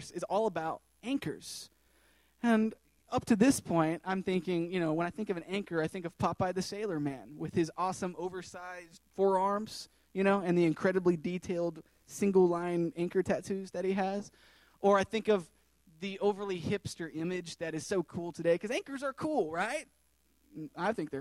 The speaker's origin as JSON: {"language": "English", "region": "Tennessee", "country": "United States", "tie": "born or raised there", "moved": "as an adult", "said": "I was born and raised in Tennessee, landlocked"}